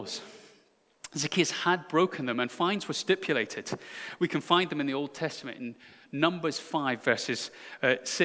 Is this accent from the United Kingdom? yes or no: yes; United Kingdom; I'm so British